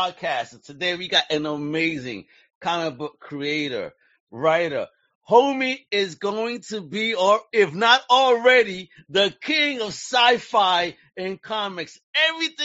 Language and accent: English; New York City, New York, United States; I'm from Brooklyn. I grew up in Greenpoint by Williamsburg